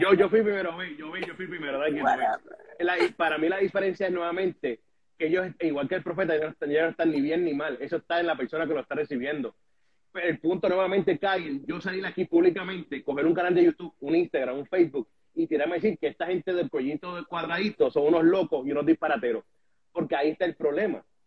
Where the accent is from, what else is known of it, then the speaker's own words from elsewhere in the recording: Puerto Rico; yo creciendo en Puerto Rico